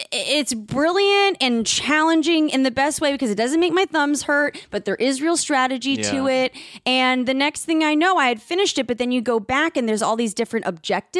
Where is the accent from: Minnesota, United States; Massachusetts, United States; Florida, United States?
Florida, United States; Miami; now in New York City, United States; I'm from South Florida